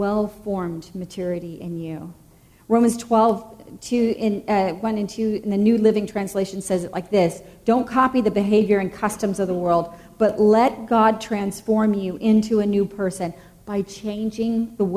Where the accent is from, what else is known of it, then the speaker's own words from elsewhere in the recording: the South, United States; moved away; I grew up in the South, most of you know. And I grew up in the Bible Belt.